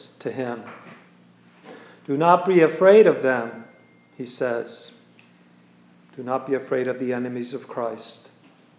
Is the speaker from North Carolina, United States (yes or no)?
yes; Wilmington, North Carolina, United States; also born or lived in Schenectady, New York; when I was five, when we moved from Schenectady, New York, to Wilmington, North Carolina, which is my home now